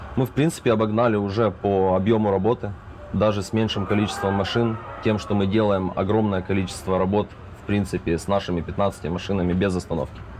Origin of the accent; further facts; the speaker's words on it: Zaporizhzhia, Zaporizhzhia Oblast, Ukraine; now in United States; мы из Украины, Запорожья, мы все здесь живем